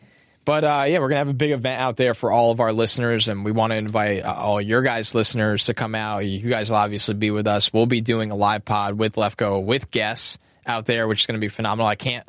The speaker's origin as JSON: {"language": "English", "region": "New York", "country": "United States", "said": "As a New Yorker, I think you did well."}